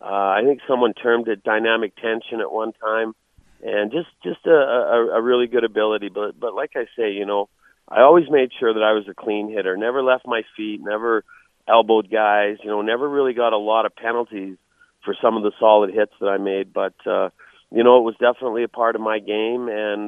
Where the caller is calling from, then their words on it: Calgary, Alberta, Canada; You're calling me, and I'm talking from Calgary, Alberta, Canada.